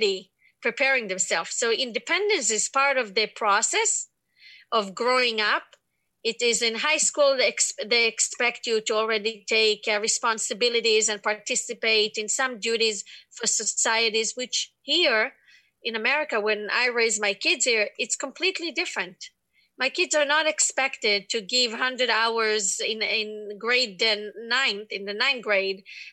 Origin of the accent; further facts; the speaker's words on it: Israel; moved away; I grew up in Israel, in one of the largest cities